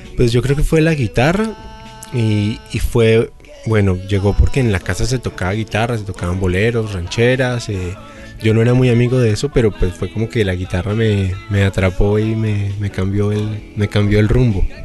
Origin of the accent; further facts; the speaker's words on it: Bogotá, Colombia; como bogotano, como colombiano.